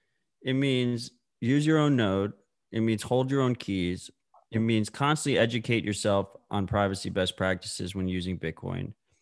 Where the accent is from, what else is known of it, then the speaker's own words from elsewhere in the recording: United States; My American bias is showing